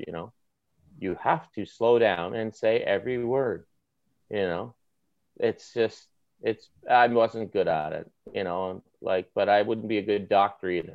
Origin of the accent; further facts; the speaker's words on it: the Maritimes, Canada; accent: maritime; now in Toronto, Canada; my maritime accent